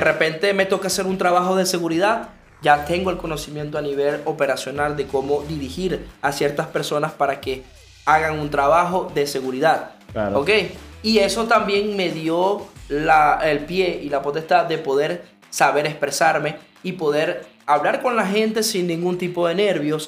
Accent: Maracaibo, Zulia, Venezuela; soy maracucho

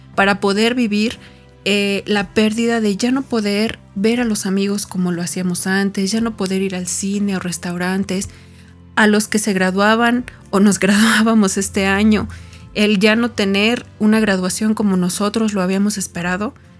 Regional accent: Tepeji del Río, Hidalgo, Mexico; moved away; Nací en Tepeji del Río, en el centro del país

